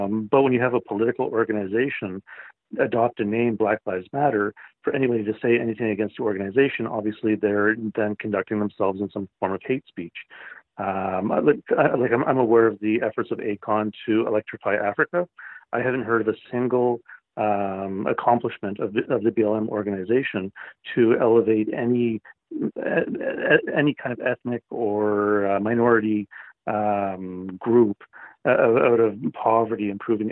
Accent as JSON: {"language": "English", "country": "Canada", "said": "as a Canadian"}